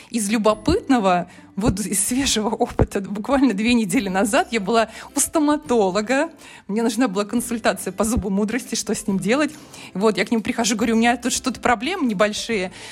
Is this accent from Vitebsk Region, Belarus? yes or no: no; Minsk, Belarus; now in Tomsk, Russia; я из Минска приехала в Томск.